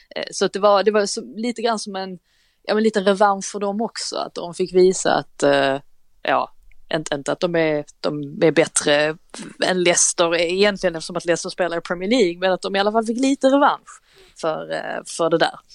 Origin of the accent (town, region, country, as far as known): Sweden